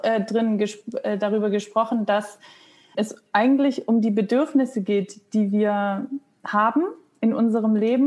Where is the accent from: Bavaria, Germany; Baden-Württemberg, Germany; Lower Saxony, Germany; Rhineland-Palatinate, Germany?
Baden-Württemberg, Germany; Stuttgart; moved away as an adult; also born or lived in Hamburg / Munich; now in Berlin, Germany; ich komme aus Stuttgart